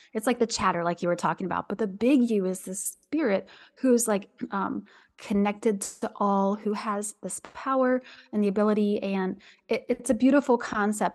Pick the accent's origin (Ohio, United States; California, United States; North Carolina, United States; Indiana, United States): Ohio, United States; Southwest; I'm from Southwest Ohio